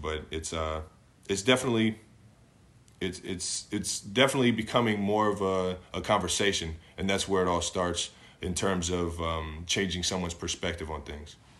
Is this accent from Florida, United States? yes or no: no; Cleveland, Ohio, United States; moved away as an adult; now in Kansas City, United States; I grew up in Cleveland